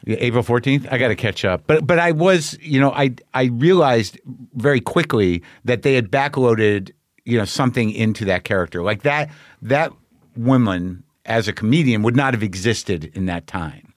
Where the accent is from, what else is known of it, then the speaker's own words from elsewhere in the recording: Albuquerque, New Mexico, United States; I grew up in New Mexico. People were, my people are from Jersey.